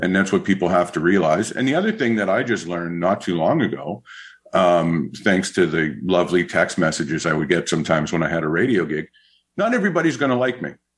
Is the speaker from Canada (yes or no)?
yes; Côte Saint-Luc, Quebec, Canada; I grew up in Cote Saint Luc